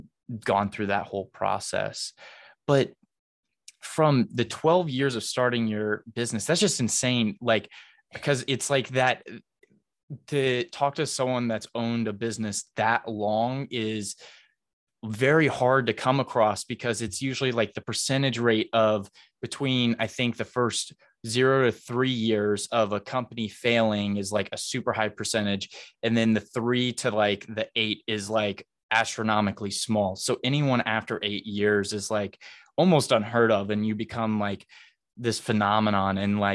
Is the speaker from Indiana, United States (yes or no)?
yes; Noblesville, Indiana, United States; I'm originally from Noblesville, and my parents live there right now, and we're really close to downtown Noblesville.